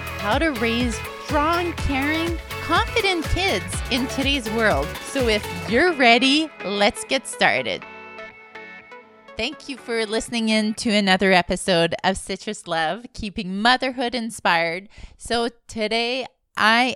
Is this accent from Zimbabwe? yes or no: no; Alberta, Canada; now in Montreal, Canada; I live in Montreal, but originally I'm from Alberta, a Franco-Albertan as well